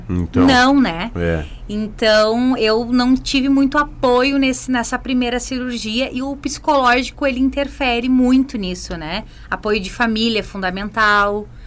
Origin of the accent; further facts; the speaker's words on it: Teutônia, Rio Grande do Sul, Brazil; now in Marau, Brazil; É, é eu vim de Teutônia.